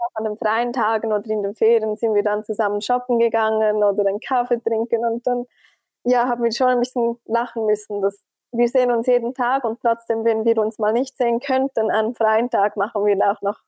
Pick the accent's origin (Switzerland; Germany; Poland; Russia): Switzerland; als Schweizerin